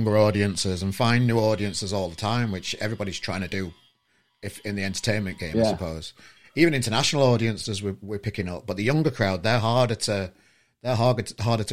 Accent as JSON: {"language": "English", "town": "Sheffield", "region": "Yorkshire and the Humber", "country": "United Kingdom", "moved": "yes", "said": "I'm from Sheffield originally"}